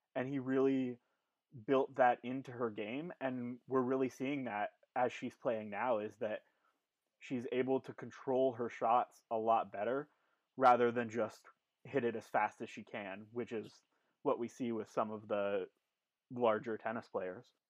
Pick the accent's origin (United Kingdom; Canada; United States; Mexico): Canada; we're Canadian, we love our country